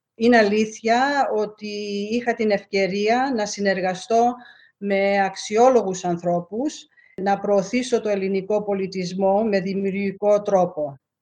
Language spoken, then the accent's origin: Greek; Melbourne, Victoria, Australia; born or raised there; also born or lived in Alexandria, Egypt / Lemnos, Greece (ancestry)